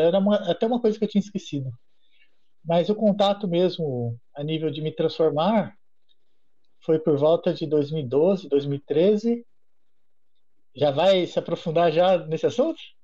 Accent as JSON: {"language": "Portuguese", "town": "Guarulhos", "region": "São Paulo", "country": "Brazil", "tie": "born or raised there", "also_born_or_lived": "Juiz de Fora, Minas Gerais / Viçosa, Minas Gerais", "moved": "as an adult", "said": "eu sou de Guarulhos"}